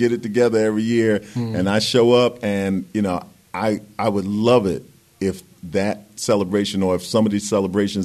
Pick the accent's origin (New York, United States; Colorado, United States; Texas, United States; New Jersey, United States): New York, United States; New York City; moved away as an adult; now in California, United States; I'm from Brooklyn.